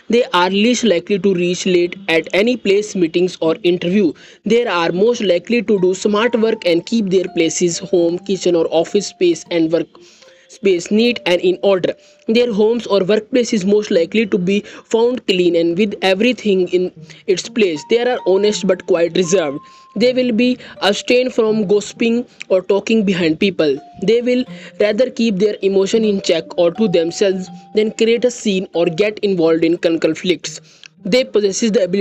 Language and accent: English; India; I am from India.